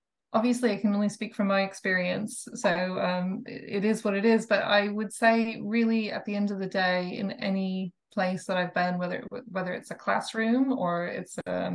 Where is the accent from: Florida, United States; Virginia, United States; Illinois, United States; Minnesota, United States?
Minnesota, United States; moved away as an adult; also born or lived in China; now in Denmark; I'm from Minnesota, a small town in Minnesota in the US